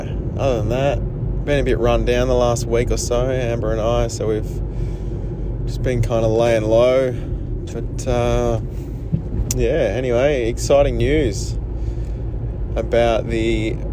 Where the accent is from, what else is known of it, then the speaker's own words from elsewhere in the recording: Dandenong Ranges, Victoria, Australia; I'm from the Dandenong Rangers